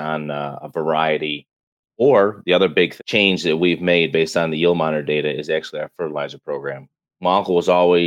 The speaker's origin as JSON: {"language": "English", "town": "Lockport", "region": "New York", "country": "United States", "said": "I'm from Western New York, actually a small town called Lockport, just 30 miles north of Buffalo"}